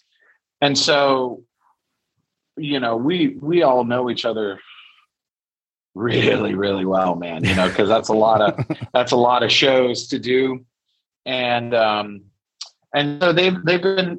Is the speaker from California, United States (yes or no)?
no; Chicago, Illinois, United States; I grew up, on the north side and on the corner of Armitage and Halsted.